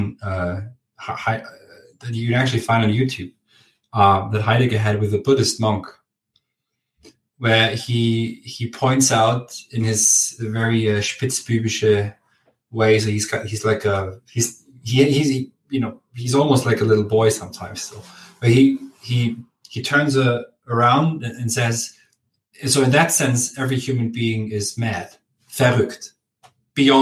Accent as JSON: {"language": "English", "town": "Augsburg", "region": "Bavaria", "country": "Germany", "second_language": "English", "moved": "yes", "said": "I'm from Augsburg, my father's from a village called Prittriching, very close to Landsberg in Bavaria."}